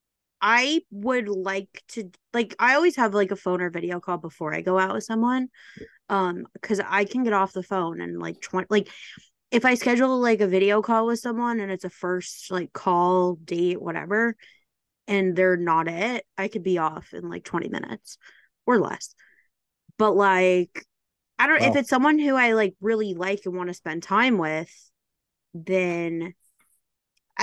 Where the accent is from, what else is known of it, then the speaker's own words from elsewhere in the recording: Midwest, United States; now in New York, United States; I'm from the Midwest